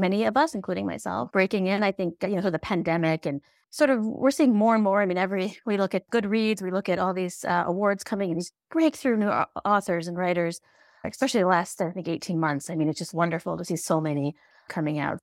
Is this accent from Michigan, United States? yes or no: yes; Flint, Michigan, United States; born and raised in Flint, Michigan